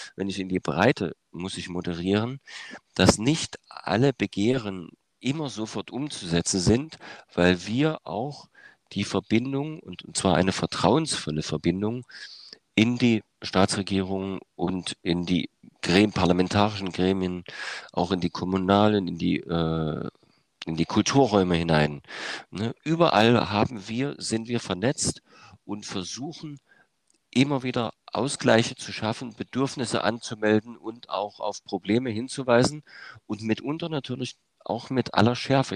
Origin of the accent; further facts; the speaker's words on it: Germany; in der DDR äh, aufgewachsen und sozialisiert